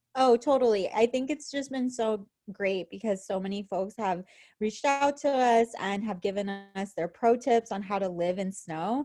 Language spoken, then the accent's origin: English; San Francisco, California, United States; moved away as an adult; now in Wisconsin, United States; we're from San Francisco